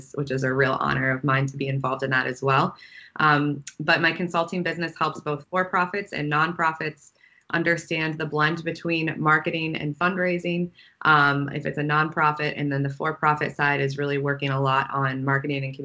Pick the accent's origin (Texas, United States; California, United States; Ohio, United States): Ohio, United States; Wooster; I grew up in Worcester, Ohio, so close to where I think you both are.